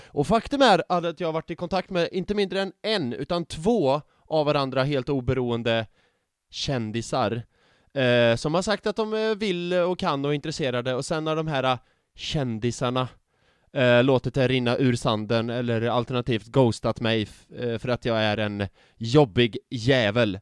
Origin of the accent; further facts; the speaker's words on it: Värmland, Sweden; now in Gothenburg, Sweden; mina kompisar hemma i Värmland